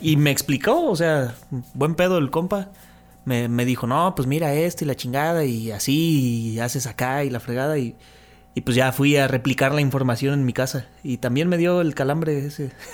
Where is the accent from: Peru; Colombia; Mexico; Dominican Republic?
Mexico; Mexico City; now in Tepic, Mexico; mi infancia fue en Ciudad de México. Ya cuando yo llegué aquí a Tepic, ya fue diferente